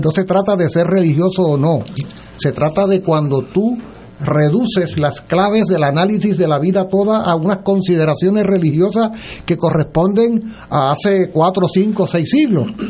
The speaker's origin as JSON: {"language": "Spanish", "country": "Puerto Rico"}